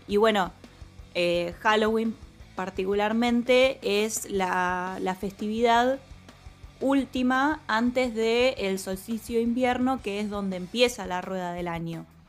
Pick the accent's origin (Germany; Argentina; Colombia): Argentina